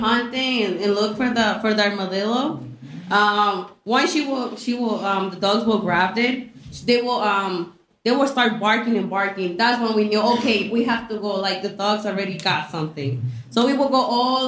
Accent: Mexico; moved away; also born or lived in Chicago; I was actually born in Chicago, but I was raised in Mexico

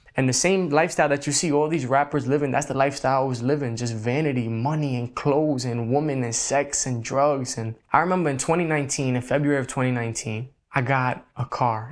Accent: New York City, New York, United States; I was born and raised in the Bronx, New York.

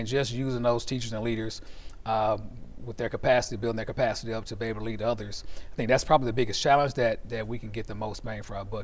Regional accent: Shreveport, Louisiana, United States; I'm from the Cooper Road area, you know, born and raised. My mom raised us. Hadn't lived anywhere else.

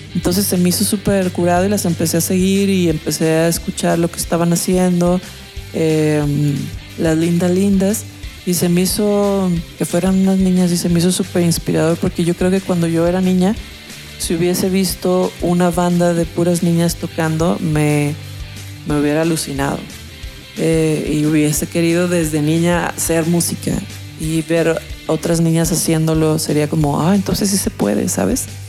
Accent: Guadalajara, Jalisco, Mexico; yo soy de Guadalajara

